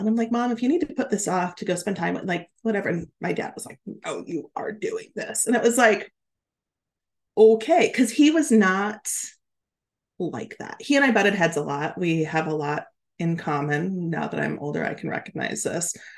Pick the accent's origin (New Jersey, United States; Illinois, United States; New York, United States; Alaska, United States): Alaska, United States; moved away as an adult; also born or lived in Oregon; I grew up in Alaska in a small ski town